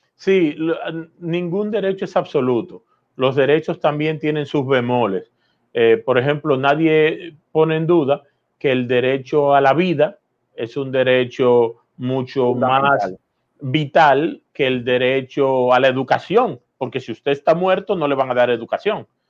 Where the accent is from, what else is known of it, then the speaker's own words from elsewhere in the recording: Dominican Republic; los dominicanos entendamos